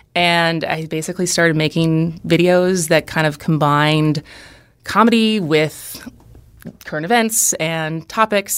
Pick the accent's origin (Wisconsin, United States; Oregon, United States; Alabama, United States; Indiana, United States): Wisconsin, United States; Madison; moved away as an adult; also born or lived in Los Angeles / Berkeley / San Francisco / New York; now in Wisconsin Rapids, United States; I grew up in Madison. I've lived in Los Angeles, Berkeley, San Francisco, New York